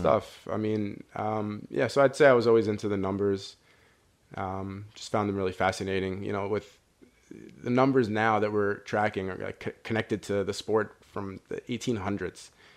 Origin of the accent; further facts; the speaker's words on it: New York, United States; I grew up in New York